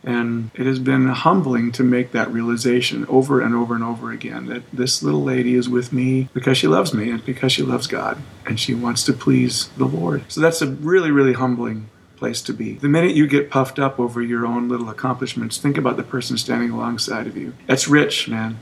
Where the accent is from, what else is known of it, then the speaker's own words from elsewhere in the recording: Minnesota, United States; moved away as an adult; also born or lived in San Antonio; now in Alabama, United States; I'm from Minnesota